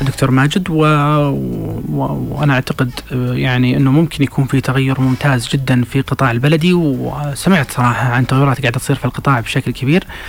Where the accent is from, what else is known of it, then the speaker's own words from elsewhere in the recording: Saudi Arabia; احنا نفسنا كسعوديين